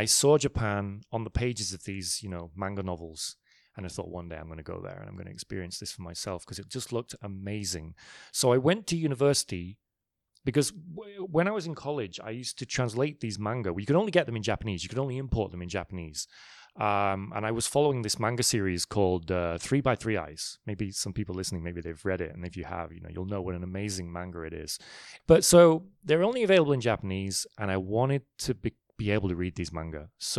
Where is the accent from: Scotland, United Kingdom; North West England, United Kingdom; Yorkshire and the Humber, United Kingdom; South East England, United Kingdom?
North West England, United Kingdom; Manchester; also born or lived in London; I was actually born in London, but then my family moved up to the north of England, a place called Manchester.